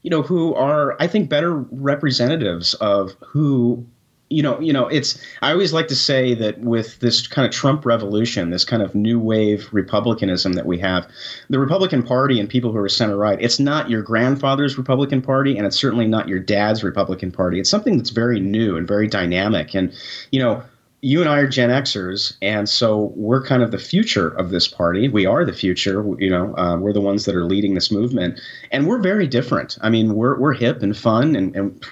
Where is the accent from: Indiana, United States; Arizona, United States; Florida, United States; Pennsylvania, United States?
Arizona, United States; I'm from Arizona